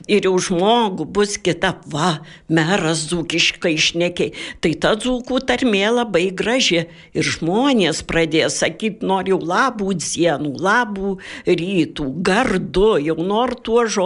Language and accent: Lithuanian; Dzūkija, Lithuania; accent: Dzūkian; Tai aš mislinu, ko mes tepsarmacinamės, prispažyti, kad mes dzūkai